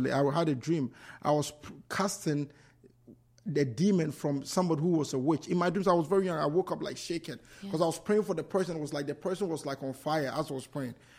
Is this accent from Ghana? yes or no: yes; Ghana; born or raised there; moved away as an adult; also born or lived in New York / Worcester; now in United States